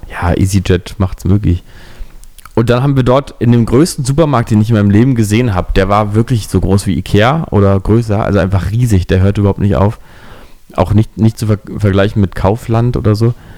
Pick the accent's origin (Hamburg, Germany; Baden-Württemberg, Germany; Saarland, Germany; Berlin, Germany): Berlin, Germany; dass ich Berliner bin